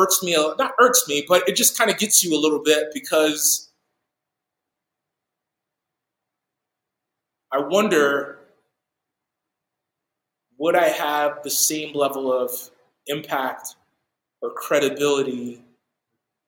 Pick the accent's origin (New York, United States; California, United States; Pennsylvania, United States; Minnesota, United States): New York, United States; moved away; teach at my old church that I grew up with in New York